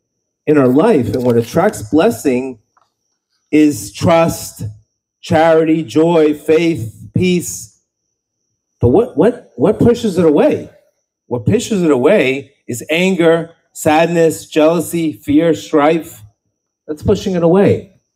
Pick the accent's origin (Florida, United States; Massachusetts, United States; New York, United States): Florida, United States; Miami; I grew up in Miami